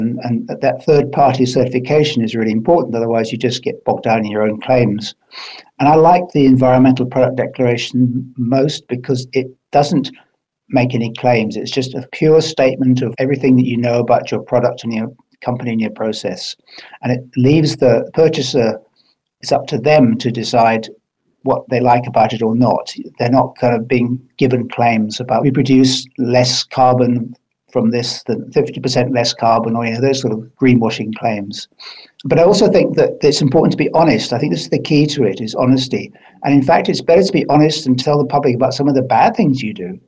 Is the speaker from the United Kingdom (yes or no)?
yes; Highlands of Scotland, United Kingdom; moved away as an adult; also born or lived in England; now in New Zealand; I was brought up in the Highlands of Scotland